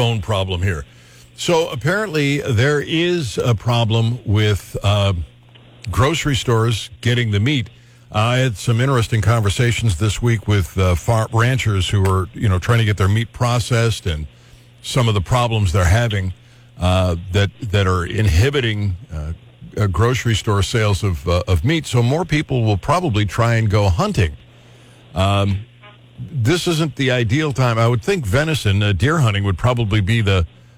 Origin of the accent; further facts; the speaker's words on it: Cleveland, Ohio, United States; when I was a kid growing up in Cleveland